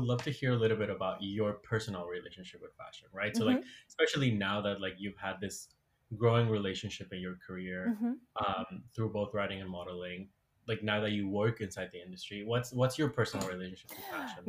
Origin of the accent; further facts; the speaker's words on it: Bolivia; now in New York, United States; when I was growing up in Bolivia